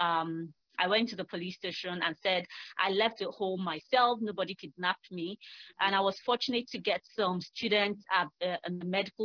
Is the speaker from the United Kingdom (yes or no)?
no; Nigeria; also born or lived in Lagos; I am from Nigeria. I live in Lagos.